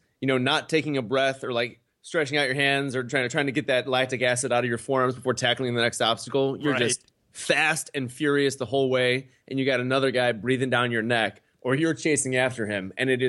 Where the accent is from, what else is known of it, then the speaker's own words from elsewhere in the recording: Chicago, Illinois, United States; you know, I'm from Chicago. We're from Chicago. The Chicago Bulls.